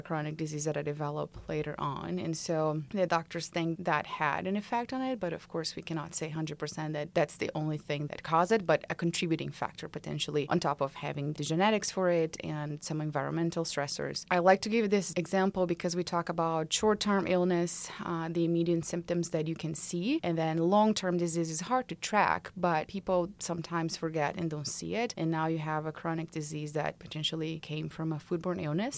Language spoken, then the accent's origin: English; Brazil; now in Georgia, United States; I'm originally from Brazil